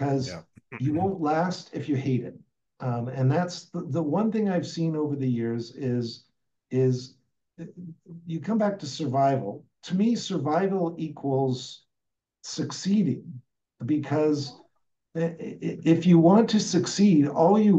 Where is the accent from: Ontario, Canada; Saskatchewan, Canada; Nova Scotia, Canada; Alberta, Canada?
Alberta, Canada; moved away; I grew up in Alberta